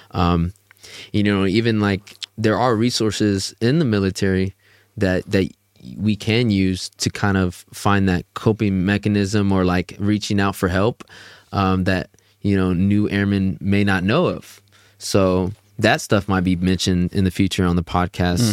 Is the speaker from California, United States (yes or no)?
no; Houston, Texas, United States; I'm from Houston, Texas